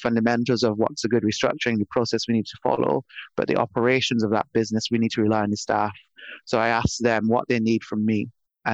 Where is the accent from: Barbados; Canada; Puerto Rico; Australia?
Barbados; moved away; I'm from Barbados originally, small island in the Caribbean. And I grew up in the countryside of a small island.